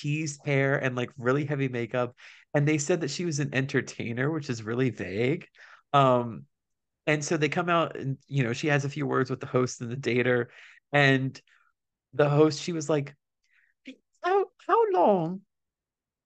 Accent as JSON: {"language": "English", "country": "United States", "said": "as an American"}